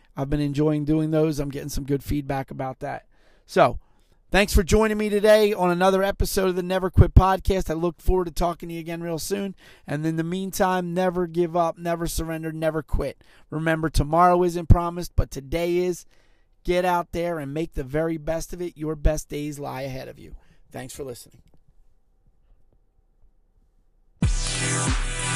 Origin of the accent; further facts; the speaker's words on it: Philadelphia, Pennsylvania, United States; also born or lived in Montgomery County, Pennsylvania; I lived in Montgomery County at the time, but I grew up in Philadelphia.